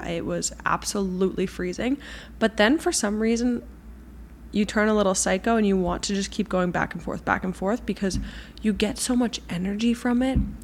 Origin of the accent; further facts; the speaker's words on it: Boston, Massachusetts, United States; also born or lived in New York City; I'm from Boston and I really want to do one of these walking tours in Boston to learn more about my own city.